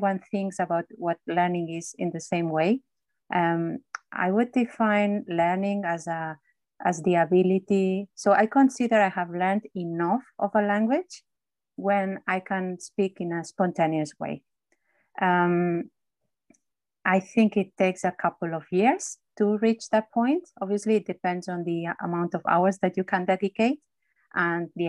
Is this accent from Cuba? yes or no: no; Barcelona, Catalonia, Spain; English is a second language; moved away as an adult; also born or lived in London, United Kingdom; now in United Kingdom; I was born in Barcelona.